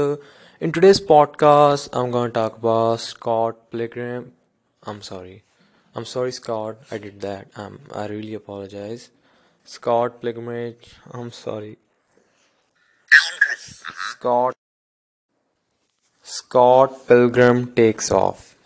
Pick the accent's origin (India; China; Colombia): India; English is a second language; I am from India, definitely some words are really hard to pronounce